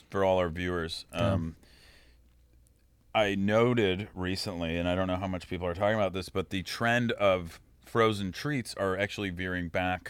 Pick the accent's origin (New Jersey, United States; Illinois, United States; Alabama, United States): Illinois, United States; Wilmette; Because I was raised in Wilmette, sick. Illinois, where he grew up.